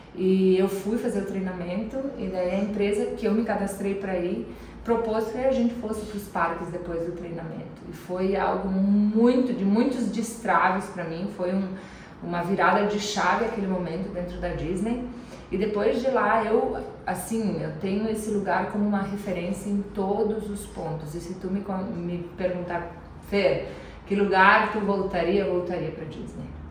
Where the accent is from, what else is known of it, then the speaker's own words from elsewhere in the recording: Nova Roma, Brazil; moved away; quando eu era criança lá em Nova Roma